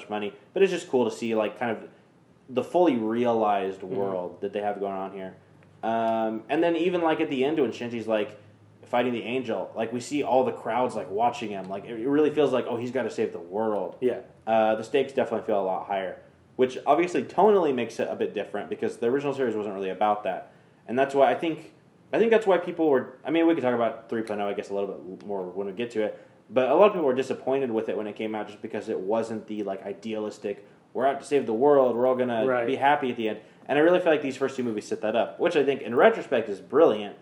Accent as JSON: {"language": "English", "region": "Kansas", "country": "United States", "moved": "yes", "lives_now": "Texas, United States", "said": "right now we live in Texas now, but we're from Kansas"}